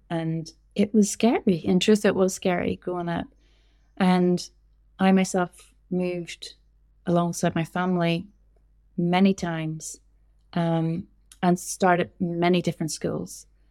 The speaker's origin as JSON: {"language": "English", "region": "Northern Ireland", "country": "United Kingdom", "tie": "born or raised there", "also_born_or_lived": "London / Portugal", "moved": "as an adult", "said": "I was born in Northern Ireland, grew up in Northern Ireland, and then I left when I was around twenty-two, and I moved to London"}